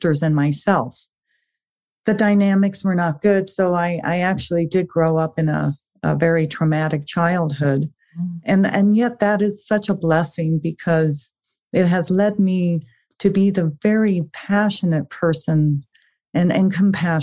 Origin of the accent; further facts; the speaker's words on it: South Africa; I was actually born in South Africa